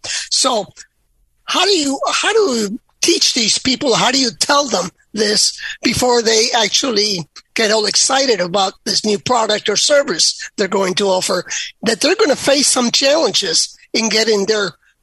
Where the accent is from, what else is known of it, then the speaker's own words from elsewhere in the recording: United States; being an American myself